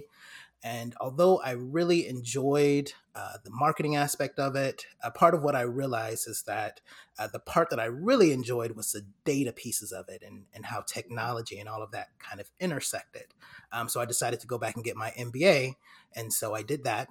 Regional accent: Fairfield, California, United States; moved away as an adult; now in Atlanta, United States; I'm originally from Fairfield, California, born and raised, and I'm actually in Atlanta, Georgia now

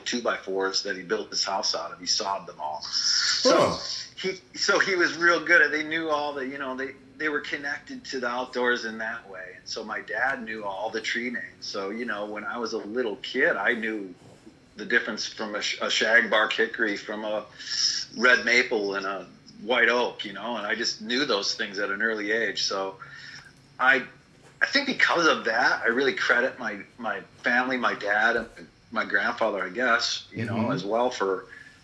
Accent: Janesville, Wisconsin, United States; I grew up in Wisconsin, in southern Wisconsin, in the city of Janesville

